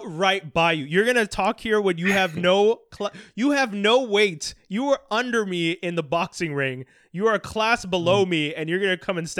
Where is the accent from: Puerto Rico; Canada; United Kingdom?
Canada; as a Canadian